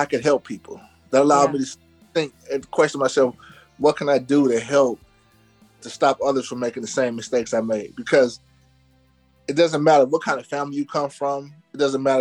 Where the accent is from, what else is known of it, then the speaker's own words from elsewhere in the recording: Cleveland, Ohio, United States; I grew up in Cleveland, Ohio.